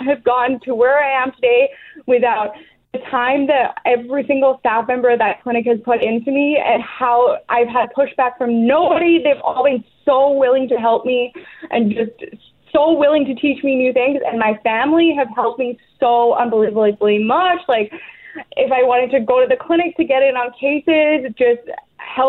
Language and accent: English; England, United Kingdom; born or raised there; also born or lived in Weyburn, Saskatchewan; now in Canada